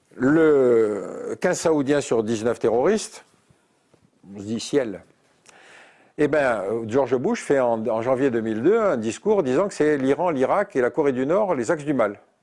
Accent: Algeria; moved away; je suis né en Algérie

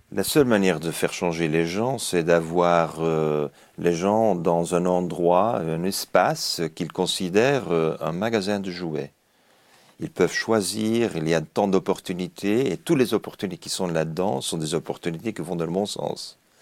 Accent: Belgium; now in Japan; je suis belge, j'habite le Japon

